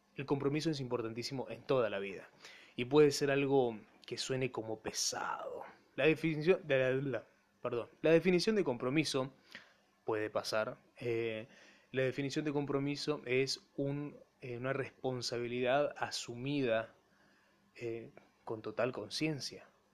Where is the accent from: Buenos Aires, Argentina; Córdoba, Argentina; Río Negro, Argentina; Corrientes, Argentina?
Corrientes, Argentina; Empedrado; Mi pueblo, Empedrado